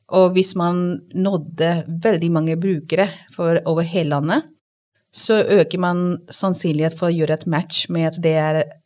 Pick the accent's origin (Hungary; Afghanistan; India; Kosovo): India; Delhi; Norwegian is a second language; moved away as an adult; now in Norway; Jeg er født og oppvokst i India, i Delhi.